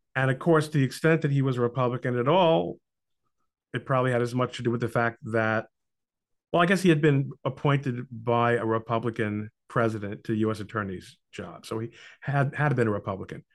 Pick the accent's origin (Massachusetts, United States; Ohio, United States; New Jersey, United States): New Jersey, United States; Brooklyn; now in New Jersey, United States; I lived in Brooklyn till I was nine years old